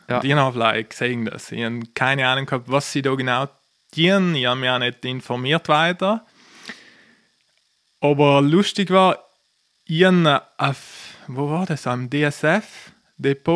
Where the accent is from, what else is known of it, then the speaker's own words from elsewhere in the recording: Trentino-Alto Adige, Italy; ich komme aus Südtirol